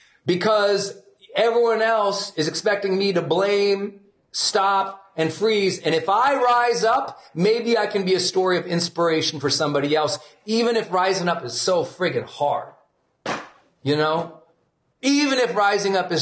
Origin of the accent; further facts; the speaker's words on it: Montana, United States; I'm from Montana.